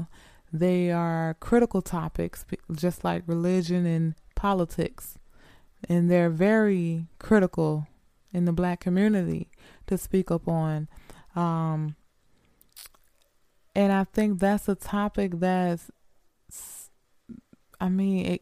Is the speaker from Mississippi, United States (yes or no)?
yes; Greenwood, Mississippi, United States; moved away as an adult; I was born and raised in Mississippi, Greenwood, Mississippi